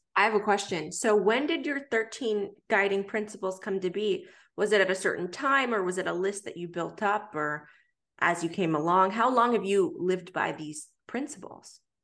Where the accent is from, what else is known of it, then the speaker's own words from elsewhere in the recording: Pittsburgh, Pennsylvania, United States; moved away as an adult; now in Atlanta, United States; I was born in Atlanta, raised in Pittsburgh, came back to Atlanta for college